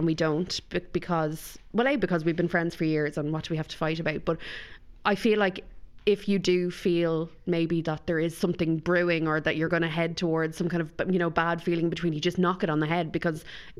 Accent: County Kildare, Ireland; But I grew up in Kildare

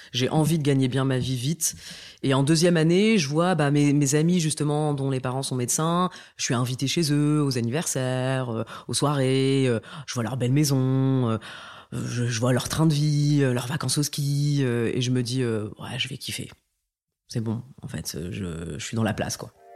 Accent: northern France, France; moi j'ai grandi dans le nord de la France, euh, je suis née là-bas

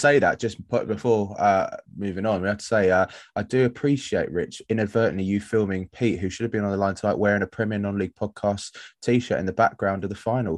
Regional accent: London, United Kingdom; now in Worthing, United Kingdom; I'm from South London.

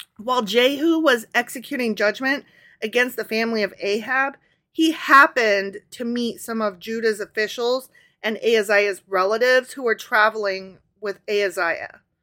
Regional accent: Midwest, United States; accent: Midwestern

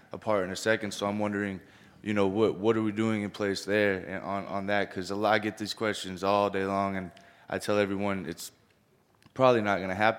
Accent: Florida, United States; I'm actually from Florida, and I'm doing a lot of things in Florida right now

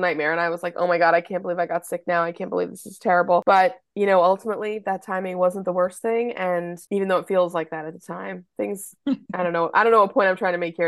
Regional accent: United States; I just can't help being American

